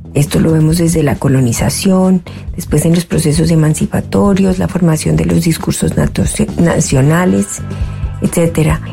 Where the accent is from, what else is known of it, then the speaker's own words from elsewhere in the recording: Colombia; moved away as an adult; now in Canada; Soy colombiana